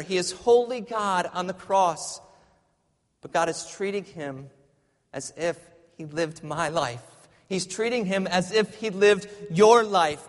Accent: Michigan, United States; moved away; I grew up in Michigan, and there's a lot more snow in Michigan

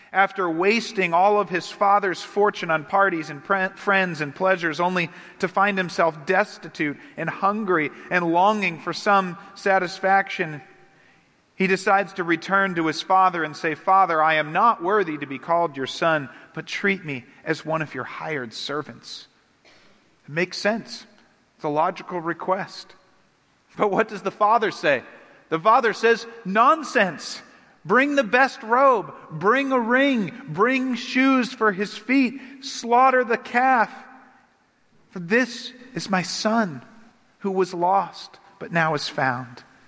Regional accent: United States; I'm an American.

